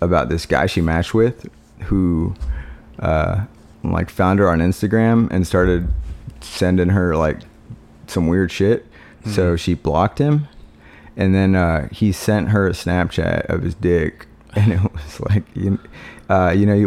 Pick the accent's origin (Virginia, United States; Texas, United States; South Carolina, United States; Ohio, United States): Texas, United States; Mineral Wells; also born or lived in Fort Worth; My family moved to Fort Worth and I was from Mineral Wells